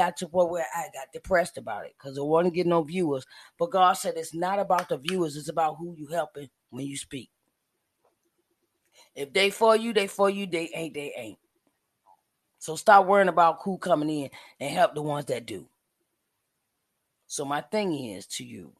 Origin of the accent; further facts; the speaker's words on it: Uniontown, Pennsylvania, United States; I am from Uniontown, Pennsylvania, 45 minutes outside of Pittsburgh, Pennsylvania, in the United States of America